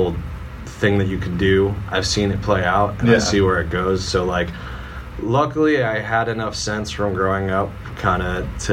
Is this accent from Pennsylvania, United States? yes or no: no; New Jersey, United States; I'm an idiot from New Jersey